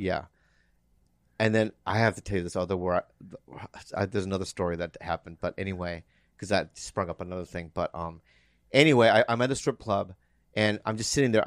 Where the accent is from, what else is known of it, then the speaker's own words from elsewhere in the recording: Poway, California, United States; I'm from San Diego. The Poway is in San Diego